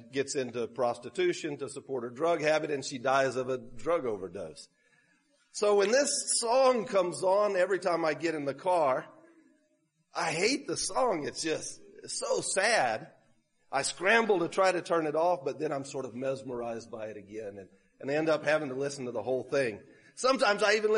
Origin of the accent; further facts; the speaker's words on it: Sutherland Springs, Texas, United States; moved away; also born or lived in Peru; That's actually my hometown